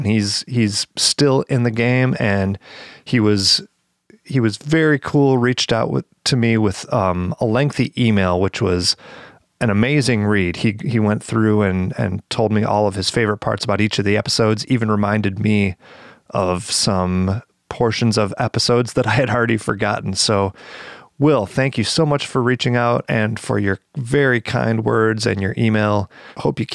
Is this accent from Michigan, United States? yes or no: yes; Michigan, United States; accent: nasally Midwestern; my nasally Midwestern accent a lot, but even in Michigan here, we have various dialects